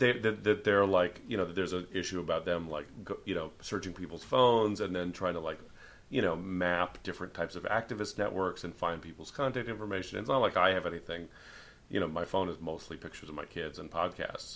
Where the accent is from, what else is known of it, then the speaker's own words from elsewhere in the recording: San Francisco, California, United States; as someone from San Francisco